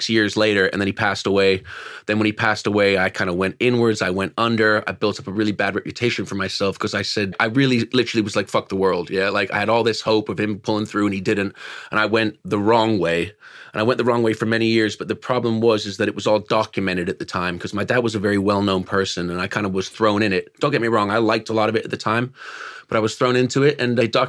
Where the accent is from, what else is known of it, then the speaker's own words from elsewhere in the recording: California, United States; accent: Yank; moved away as an adult; now in United Kingdom; I'm California born and raised, but my bloodline's from here